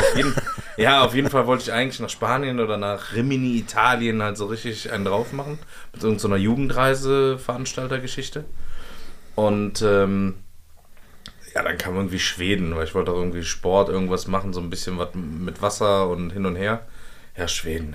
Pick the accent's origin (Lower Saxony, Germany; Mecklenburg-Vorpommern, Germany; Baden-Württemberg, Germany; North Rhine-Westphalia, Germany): North Rhine-Westphalia, Germany; Cologne; Als Kölner